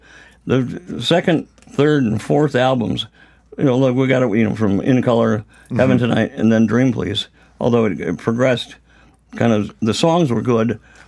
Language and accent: English; Rockford, Illinois, United States; from Rockford, Illinois.